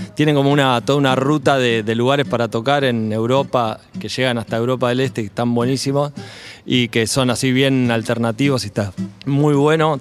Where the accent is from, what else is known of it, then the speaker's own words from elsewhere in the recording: Necochea, Buenos Aires Province, Argentina; now in Buenos Aires, Argentina; Somos todos de Necochea, sí. De la querida ciudad de Neco.